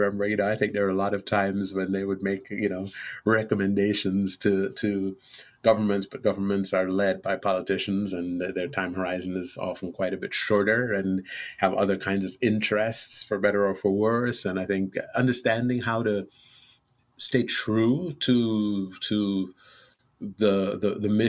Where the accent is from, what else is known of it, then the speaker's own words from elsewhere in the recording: Trinidad & Tobago; moved away; also born or lived in New York, United States; my family moved to Trinidad and Tobago in the Southern Caribbean when I was 2 years old, and that was where I really spent all my formative years growing up.